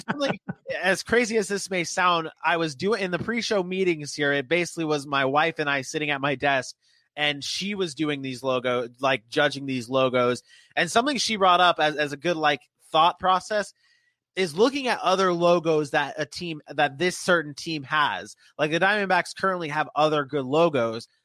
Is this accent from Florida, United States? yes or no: yes; Jacksonville, Florida, United States; this is my hometown team